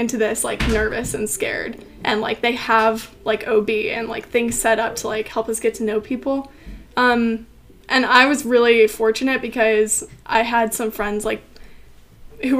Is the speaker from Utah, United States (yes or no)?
yes; Utah, United States; moved away as an adult; now in Grove City, United States; I'm from Utah